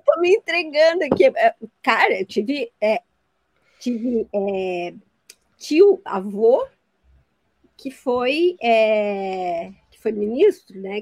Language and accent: Portuguese; Itajaí, Santa Catarina, Brazil; Eu sou de Itajaí, o berço da oligarquia catarinense